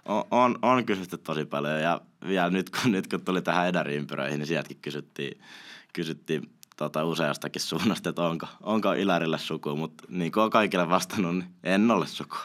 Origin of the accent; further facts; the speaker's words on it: Espoo, Uusimaa, Finland; also born or lived in Kauniainen; now in Helsinki, Finland; olen asunut Espoossa melkein koko ikäni, nyt asun Helsingin puolella, mutta tota, espoolainen henke ja vere